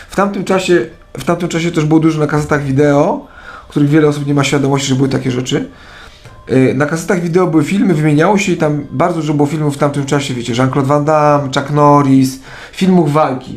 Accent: Kielce, Świętokrzyskie Voivodeship, Poland; jestem z Kielc

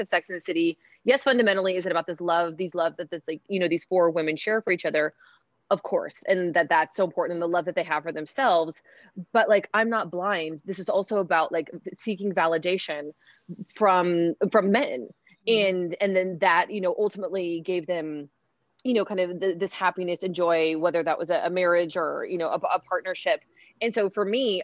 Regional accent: Seattle, Washington, United States; I grew up in Seattle, Washington.

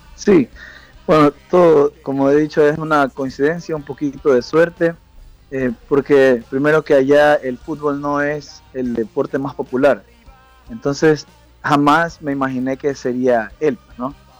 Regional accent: Ecuador; moved away; yo soy de Ecuador

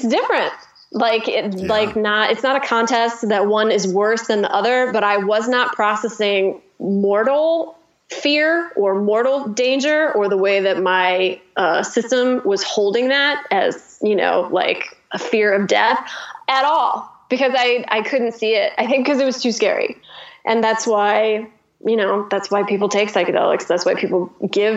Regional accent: Midwest, United States; I'm from the Midwest

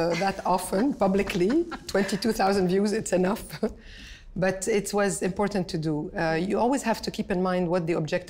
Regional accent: Canada; I am Canadian, I am Lebanese. I'm passionate about these two countries

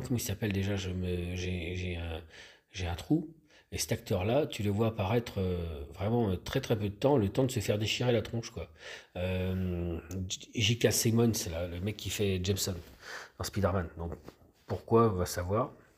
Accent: France; on est français

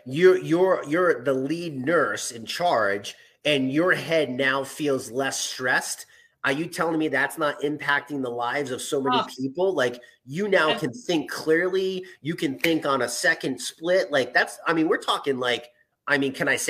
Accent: New England, United States; accent: non-rhotic New England; I'm from New England in America and we can't pronounce our R's.

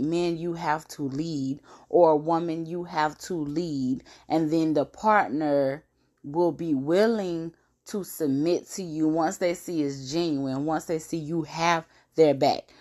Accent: Brunswick, Georgia, United States; we're all from Brunswick, Georgia

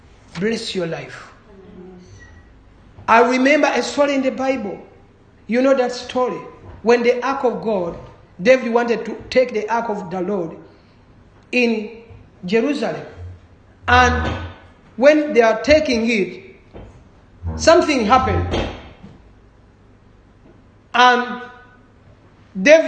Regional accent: Uganda

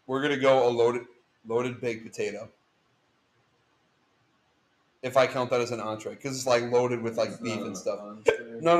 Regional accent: Wisconsin, United States; we are from Wisconsin.

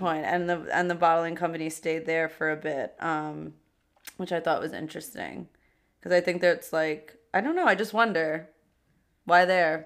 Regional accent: New York City, New York, United States; two queens from Queens

